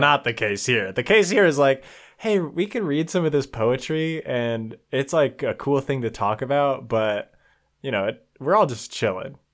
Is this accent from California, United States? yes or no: yes; near Sacramento, California, United States; now in Minnesota, United States; I grew up in California, uh, near Sacramento, actually